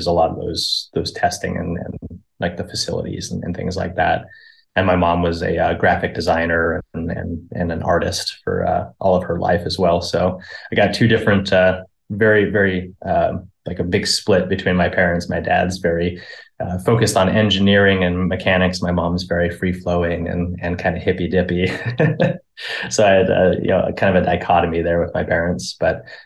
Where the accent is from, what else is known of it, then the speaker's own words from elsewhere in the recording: Tracy, California, United States; born and raised in Tracy, nothing noteworthy there.